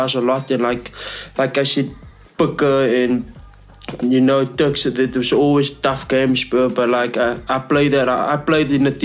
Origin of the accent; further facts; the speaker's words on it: Cape Town, Western Cape, South Africa; moved away as an adult; now in Bloemfontein, South Africa; I'm from Balwa, Cape Town